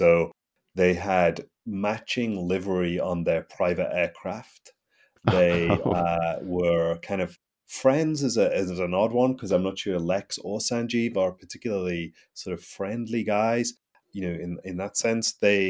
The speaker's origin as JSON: {"language": "English", "town": "Newcastle", "region": "North East England", "country": "United Kingdom", "tie": "born or raised there", "said": "No, I'm English. I'm from the north of England. I grew up in a place called Newcastle, which is about as far north as you can go in England before you hit Scotland."}